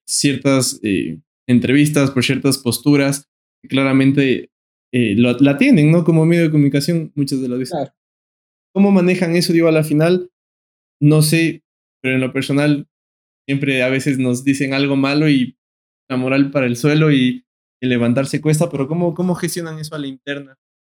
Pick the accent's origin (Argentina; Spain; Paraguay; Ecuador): Ecuador; como ecuatorianos, como pueblo